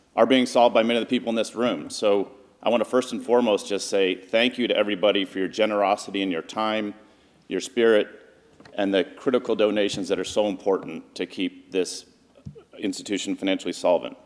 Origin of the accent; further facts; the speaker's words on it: Piedmont, California, United States; I grew up in Piedmont